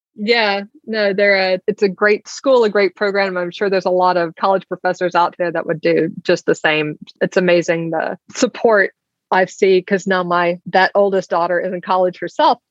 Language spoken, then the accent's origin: English; Alabama, United States; I grew up in Alabama